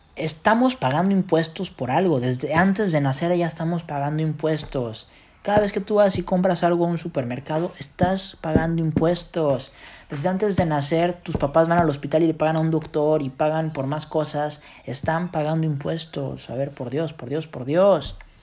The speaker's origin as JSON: {"language": "Spanish", "country": "Mexico"}